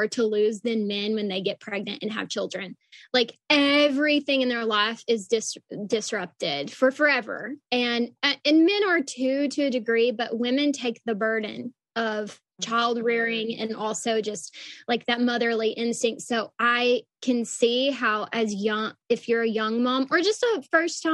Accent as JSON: {"language": "English", "region": "the South", "country": "United States", "lives_now": "Dallas, United States", "said": "I'm from the South"}